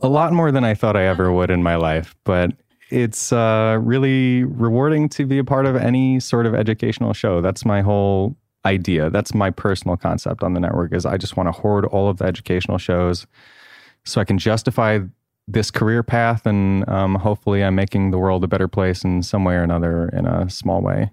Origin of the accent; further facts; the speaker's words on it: Long Island, New York, United States; I'm from the East Coast. I also had a nice upbringing. I'm from Long Island